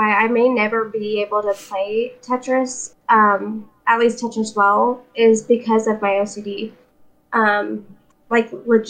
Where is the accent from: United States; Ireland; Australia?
United States; Riverside, California; moved away; I grew up in Riverside, which is like 20 minutes from LA.